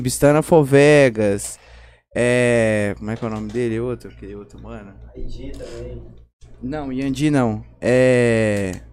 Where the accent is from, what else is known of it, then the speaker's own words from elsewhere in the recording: Bahia, Brazil; moved away; eu cresci na Bahia